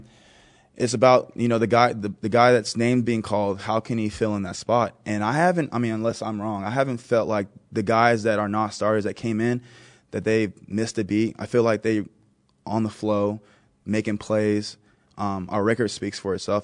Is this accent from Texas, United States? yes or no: yes; Texas, United States; now in Buffalo, United States; I am from Texas, I live in Buffalo